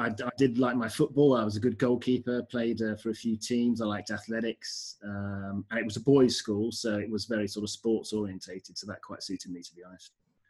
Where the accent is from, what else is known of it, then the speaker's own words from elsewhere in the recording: Bath, South West England, United Kingdom; also born or lived in Birmingham, United Kingdom / United States / London, United Kingdom; Came back and lived in London for a year from the ages of 10 to 11. And then from London, moved to Bath for secondary school and stayed in Bath till I was about 19.